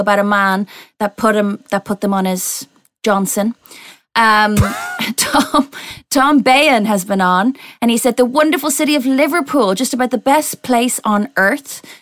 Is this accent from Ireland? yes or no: yes; Ireland; moved away as an adult; now in United Kingdom; my accent and the fact that I grew up there, but my parents are Irish